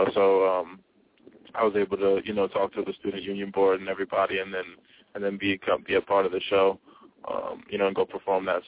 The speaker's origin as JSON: {"language": "English", "region": "New York", "country": "United States", "said": "I'm from New York"}